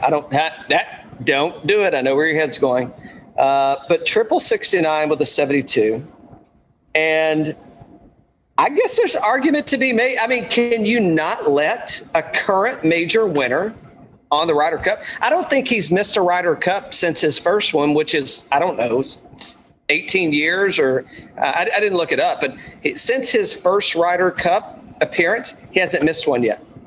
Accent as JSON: {"language": "English", "town": "Atlanta", "region": "Georgia", "country": "United States", "tie": "born or raised there", "said": "my home state, Atlanta, Georgia"}